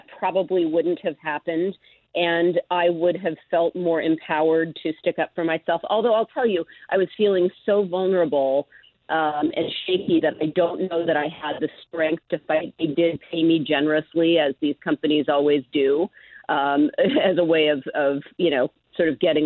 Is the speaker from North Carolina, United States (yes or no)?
no; Seattle, Washington, United States; now in San Francisco, United States; I grew up in Seattle